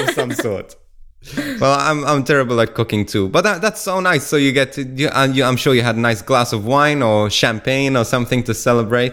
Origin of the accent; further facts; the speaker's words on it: Malta; moved away as an adult; from where I was brought up in Malta. Now, when I was, um, I left Malta about fifteen years ago